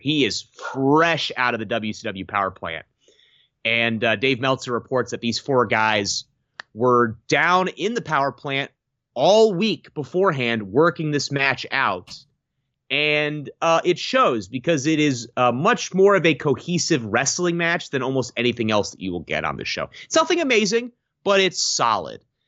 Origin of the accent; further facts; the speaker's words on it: Washington, District of Columbia, United States; my hometown of Washington, D C.